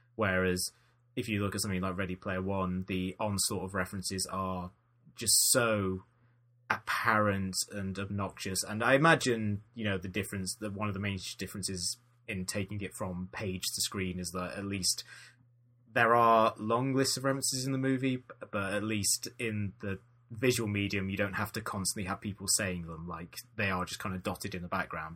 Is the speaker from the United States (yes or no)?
no; United Kingdom; being British